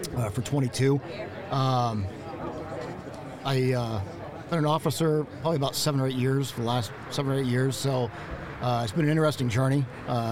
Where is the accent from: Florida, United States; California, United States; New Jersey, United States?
Florida, United States; North Port; I'm from Northport, Florida, Southwest Florida. It's about 45 minutes north of Fort Myers.